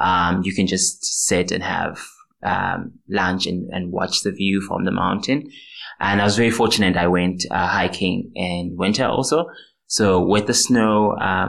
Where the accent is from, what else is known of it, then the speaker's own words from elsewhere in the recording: South Africa; moved away as an adult; now in Slovakia; I am from South Africa